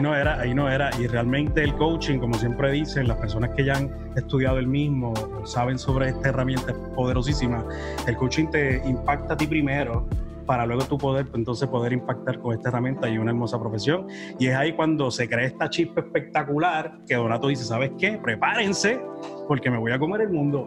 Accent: Humacao, Puerto Rico; yo soy natural de Humacao, madre nicaragüense

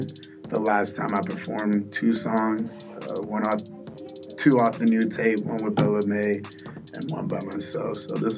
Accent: Nigeria; but to the core, Nate knows I'm Nigerian. Shout out my Naija boys.

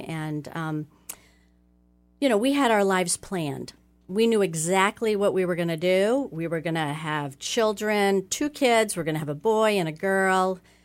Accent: Oxford, Ohio, United States; I grew up in Oxford, Ohio, and I'm the oldest of five children

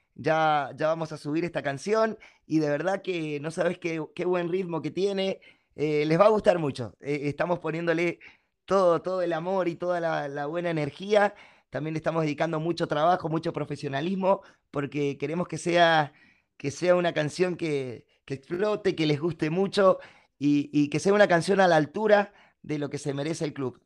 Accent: Mendoza, Argentina; acá en Mendoza, en mi tierra.

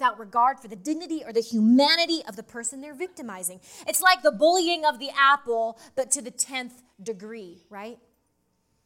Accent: Idaho, United States; I'm from Idaho

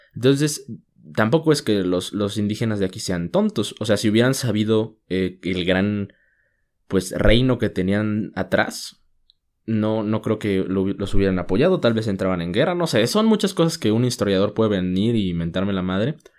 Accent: Mexico

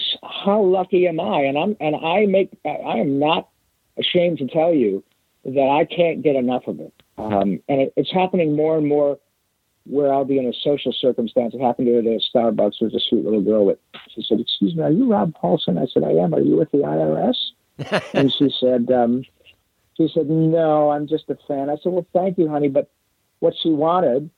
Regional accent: Michigan, United States; I grew up playing hockey in Michigan

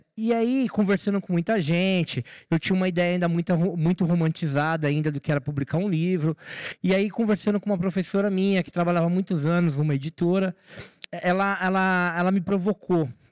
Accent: São Paulo, Brazil; na favela de Heliópolis, que foi onde eu nasci, onde eu fui criado e eu moro lá até hoje

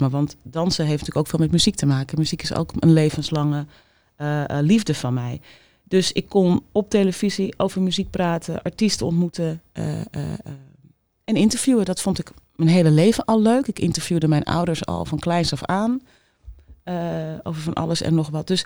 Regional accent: Amsterdam, North Holland, Netherlands; accent: Amsterdam; Ik had een ontzettend plat Amsterdamse accent.

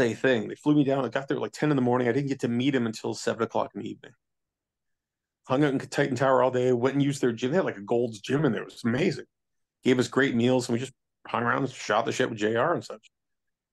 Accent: Canada; I'm Canadian, not Southern

